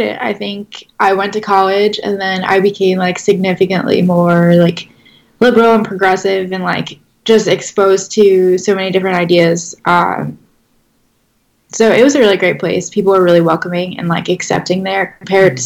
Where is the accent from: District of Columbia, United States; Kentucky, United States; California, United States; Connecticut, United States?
Connecticut, United States; Connecticut shoreline, United States; also born or lived in Worcester, Massachusetts; I'm from Connecticut. It's a great state. I'm from like the shoreline area